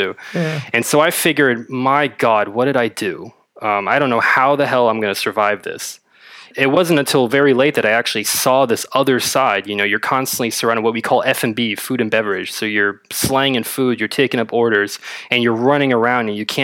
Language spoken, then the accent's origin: English; Berlin, Germany; I'm from Berlin, born and raised.